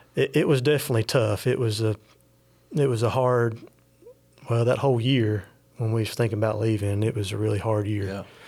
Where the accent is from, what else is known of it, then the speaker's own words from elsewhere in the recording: California, United States; I was born in California, so my grandparents were big fans of John MacArthur.